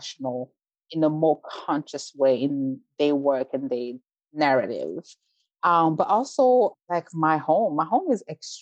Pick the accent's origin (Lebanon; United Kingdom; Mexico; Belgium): Belgium; moved away as an adult; also born or lived in Rwanda; now in United States; I was born in Rwanda, grew up in Belgium, moved to the US as an adult.